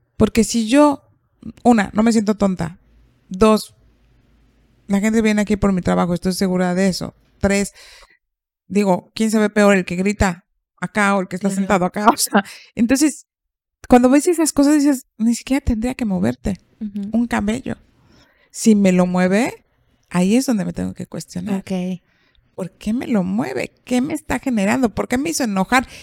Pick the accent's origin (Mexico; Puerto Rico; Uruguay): Mexico; yo soy una mexicana muy mexicana